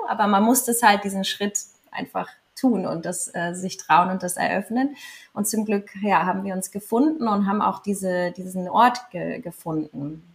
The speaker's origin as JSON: {"language": "German", "town": "Andratx", "region": "Balearic Islands", "country": "Spain", "tie": "born or raised there", "said": "ich bin hier aufgewachsen. Ich komme aus Andratsch. Ich bin halb Mallorquinerin und halb Deutsche"}